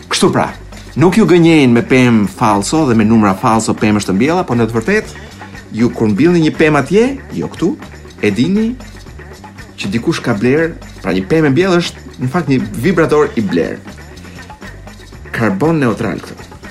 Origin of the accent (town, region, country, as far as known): Albania